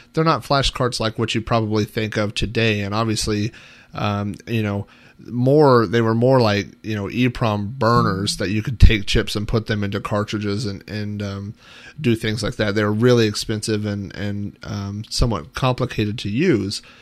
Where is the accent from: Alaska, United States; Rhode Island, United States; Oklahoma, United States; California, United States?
Oklahoma, United States; a kid and growing up in the Midwest, in the middle of Oklahoma